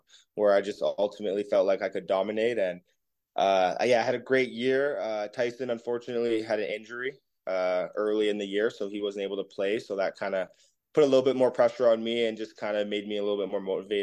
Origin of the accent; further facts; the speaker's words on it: Canada; as a Canadian